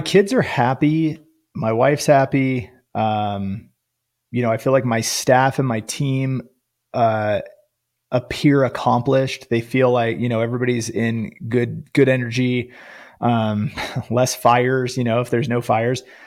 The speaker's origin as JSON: {"language": "English", "region": "Northern California", "country": "United States", "tie": "born or raised there", "said": "I grew up in Northern California"}